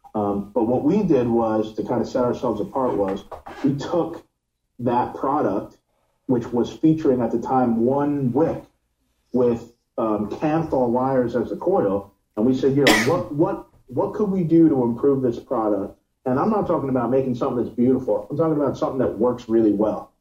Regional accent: New York, United States; now in Miami, United States; I'm from New York, but I live in Miami

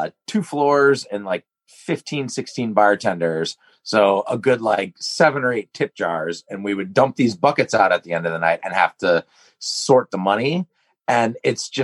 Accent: Scotland, United Kingdom; I'm 0% Irish. I'm fucking Scottish

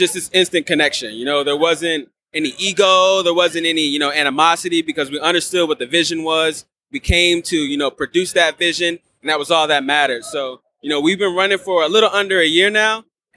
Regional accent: North Carolina, United States; I'm from North Carolina

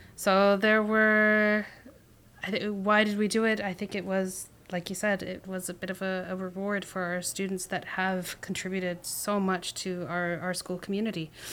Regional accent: Canada; we as, as Canadian or Canadian individuals who have grown up here

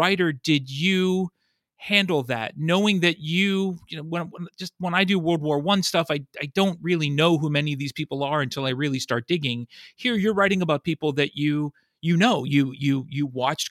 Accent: Pittsburgh, Pennsylvania, United States; growing up in Pittsburgh

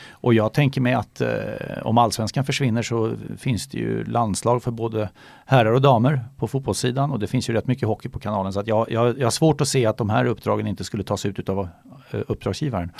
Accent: Solna, Stockholm County, Sweden; moved away as an adult; now in Gustavsberg, Sweden; jag är eh, född och uppvuxen i Solna och bodde där till jag fyllde 45

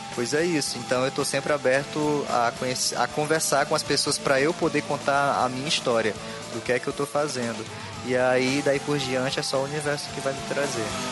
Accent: Northeast Region, Brazil; accent: nordestino; also born or lived in Parnaíba; o meu sotaque nordestino

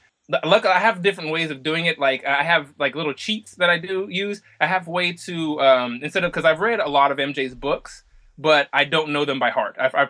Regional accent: Oklahoma, United States; And I'm like, "Nah, I'm actually from Oklahoma."

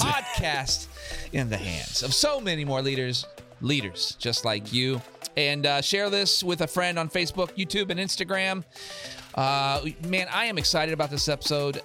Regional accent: Ohio, United States; we're from Ohio and it was five one three

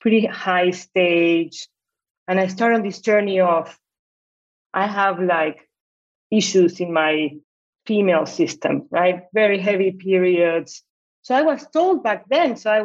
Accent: Buenos Aires, Argentina; moved away; I'm originally from Argentina. I live in Buenos Aires, right? My parents get divorced when I was 12.

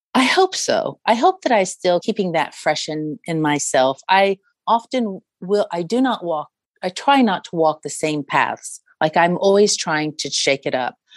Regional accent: United States

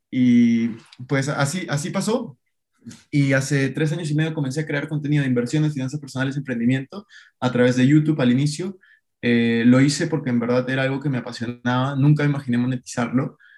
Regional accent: Peru; moved away as an adult; now in Madrid, Spain; Ahora estoy viviendo en Madrid, eh, yo soy de Perú, como les decía, estoy haciendo una maestría aquí, un MBA

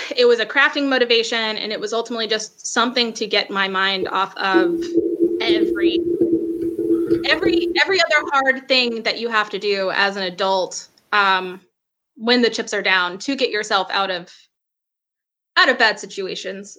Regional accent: Macon, Georgia, United States; also born or lived in Atlanta; I'm from Macon

